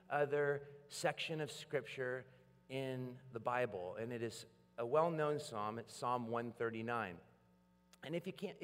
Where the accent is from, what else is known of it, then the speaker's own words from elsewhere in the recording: Portland, United States; I come from Portland and we're a coffee town